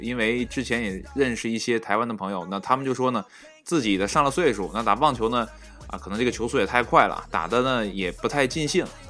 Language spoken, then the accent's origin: Chinese; China; 我们中国人的身影